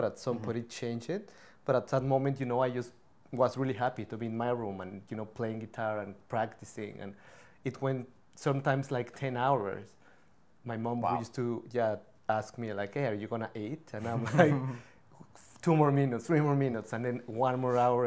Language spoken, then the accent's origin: English; Mexico City, Mexico; now in Vancouver, Canada; I grew up in Mexico City